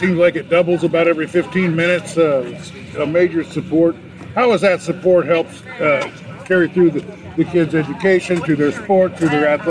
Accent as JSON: {"language": "English", "town": "Richland", "region": "Iowa", "country": "United States", "said": "I'm from Richland, so I'm really familiar with Keota."}